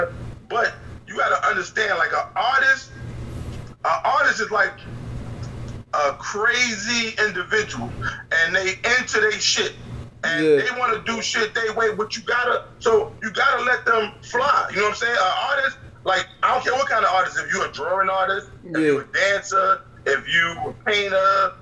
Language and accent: English; New York City, New York, United States; I'm from Brooklyn